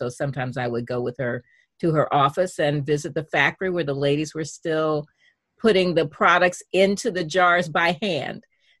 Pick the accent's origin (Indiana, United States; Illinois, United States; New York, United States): Indiana, United States; Indianapolis; Well, I grew up next door in Indiana, in Indianapolis